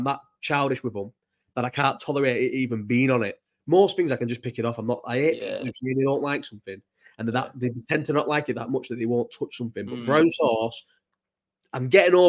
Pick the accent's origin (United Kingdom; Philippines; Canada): United Kingdom; Bolton, North West England; also born or lived in London; I grew up in Bolton